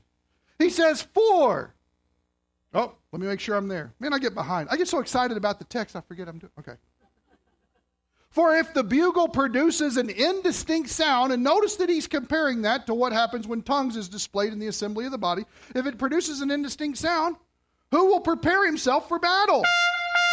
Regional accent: Kentucky, United States; moved away as an adult; now in Canada; I'm from Kentucky

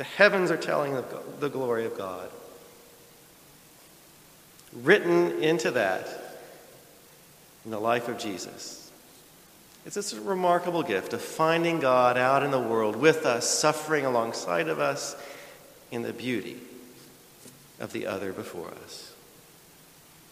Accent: rural Missouri, United States; also born or lived in Chicago, Illinois / Southern California; now in Texas, United States; From rural Missouri to the big city, Chicago, to the place that I least wanted to go in the world from there as a Midwesterner was California

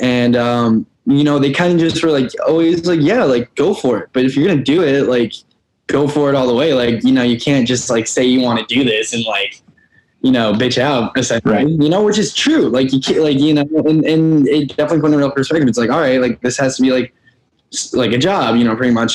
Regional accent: Albany, New York, United States; where I grew up in Albany, New York

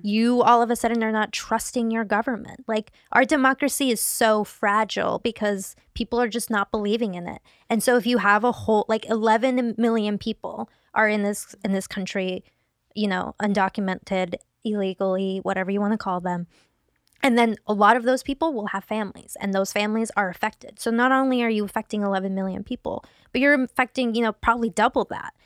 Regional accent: Seattle, Washington, United States; moved away as an adult; now in Los Angeles, United States; growing up in Seattle, uh, I grew up in one of the most diverse zip codes in the nation

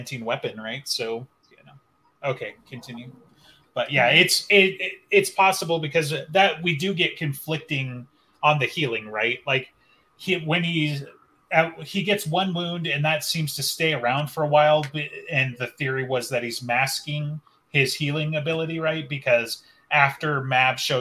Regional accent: United States; I'm American

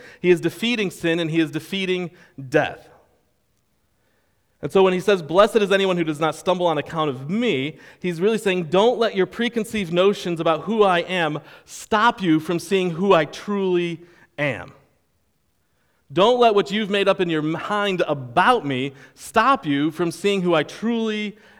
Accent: Rochester, New York, United States; I am from Rochester, New York. I can claim many places from where I'm from. But when I was a teenager, I lived in the Rochester area and in Rochester.

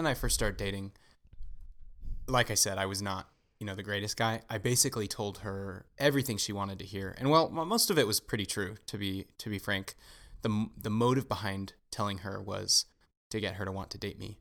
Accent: Southern California, United States; I grew up in Southern California

